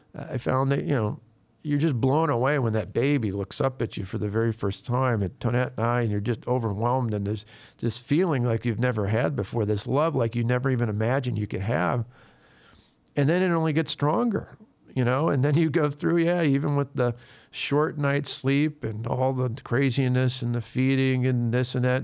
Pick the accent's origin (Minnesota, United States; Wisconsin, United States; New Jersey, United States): Wisconsin, United States; people in Wisconsin, in my home state